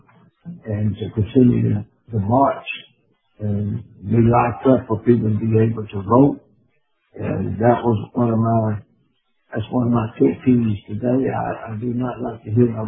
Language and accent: English; Chilton County, Alabama, United States; when I grew up in Chilton County, we only had one black school